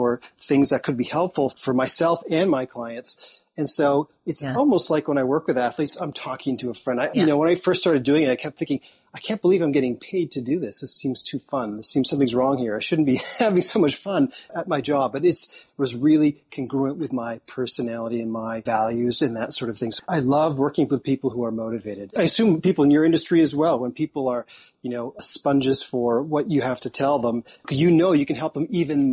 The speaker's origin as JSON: {"language": "English", "town": "Toronto", "region": "Ontario", "country": "Canada", "said": "I've moved to a smaller part, basically a town, as opposed to I was from Toronto, which is the biggest city in Canada."}